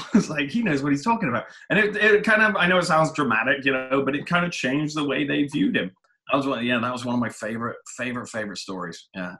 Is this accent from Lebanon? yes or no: no; England, United Kingdom; now in United States; And I was like, and remember, I'm coming from England, a place where college is and maybe should be free, right?